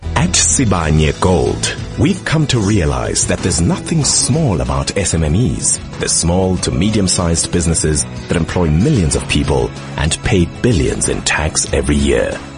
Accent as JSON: {"language": "English", "town": "Durban", "region": "KwaZulu-Natal", "country": "South Africa", "moved": "yes", "lives_now": "Johannesburg, South Africa", "said": "I'm originally from Durban. I'm now based in Johannesburg"}